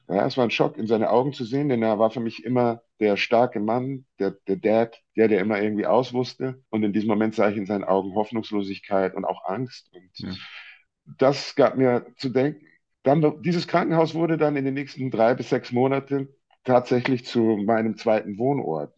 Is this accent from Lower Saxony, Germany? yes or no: no; Munich, Bavaria, Germany; moved away; in meiner alten Heimatstadt und Geburtsstadt